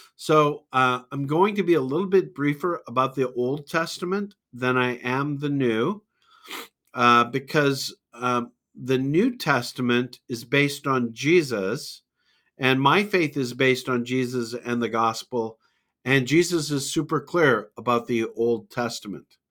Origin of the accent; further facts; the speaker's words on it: Calgary, Alberta, Canada; a university student at the University of Calgary, uh, in my hometown